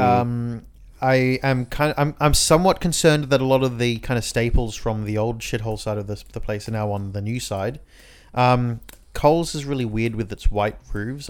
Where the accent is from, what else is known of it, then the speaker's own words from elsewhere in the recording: Inner West, New South Wales, Australia; we're from the Inner West